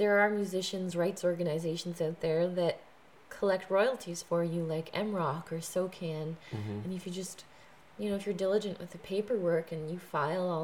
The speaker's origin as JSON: {"language": "English", "country": "Canada", "also_born_or_lived": "Toronto", "moved": "as an adult", "lives_now": "Nashville, United States", "said": "as a Canadian artist"}